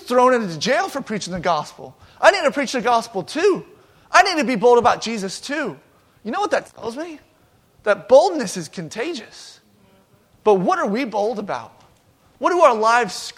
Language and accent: English; Georgia, United States; now in Eaton, United States; I'm from Georgia